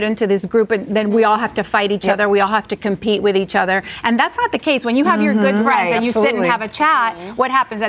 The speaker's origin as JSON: {"language": "English", "country": "United States", "tie": "born or raised there", "said": "I was born in the United States. My parents are from Cuba."}